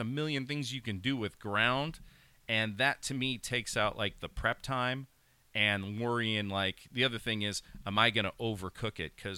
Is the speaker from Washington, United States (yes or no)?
no; Pennsylvania, United States; growing up in Pennsylvania